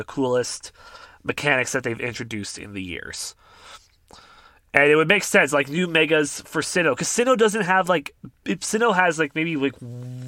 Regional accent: Canada; I'm Canadian

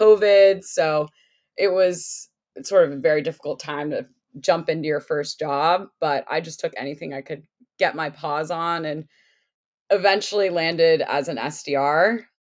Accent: United States; also born or lived in Connecticut / Washington, D.C. / Ohio; I grew up in Connecticut and in DC

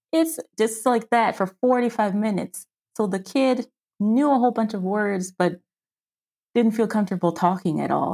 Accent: Washington, District of Columbia, United States; moved away as an adult; now in Frankfurt, Germany; I'm an American. I'm from Washington, D C, on the East Coast, and I live in South, Southwest? Yeah, Southwestern Germany, in Frankfurt, Germany.

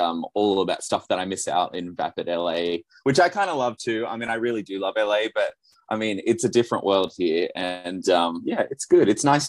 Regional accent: Sydney, New South Wales, Australia; I'm from Sydney, so I don't know if that gives me a different accent, but my parents are Dutch and Danish, my parents were.

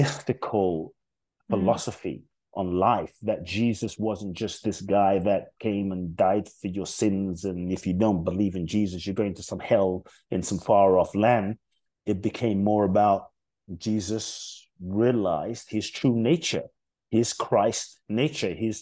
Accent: London, United Kingdom; born or raised there; also born or lived in Ghana

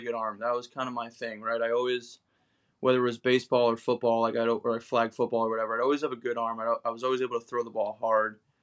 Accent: Long Island, New York, United States; moved away as an adult; also born or lived in Fairfield, Connecticut; I grew up in Long Island, New York, in the Northeast.

